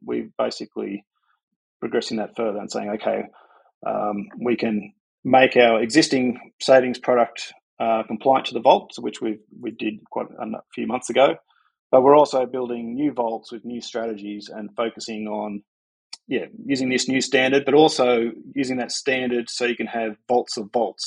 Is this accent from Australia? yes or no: yes; Sydney, New South Wales, Australia; I'm from Sydney